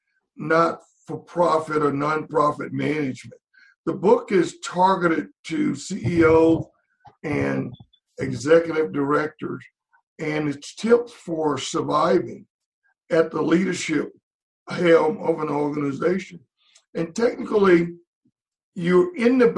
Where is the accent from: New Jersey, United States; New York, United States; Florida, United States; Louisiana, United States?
Louisiana, United States; Shreveport; moved away as an adult; also born or lived in Pittsburgh / Charlotte; in Shreveport, Louisiana, my hometown.